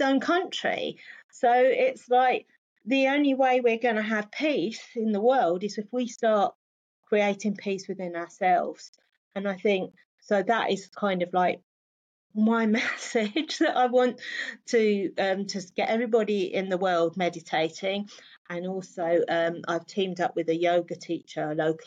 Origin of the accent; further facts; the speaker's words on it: London, United Kingdom; I grew up in London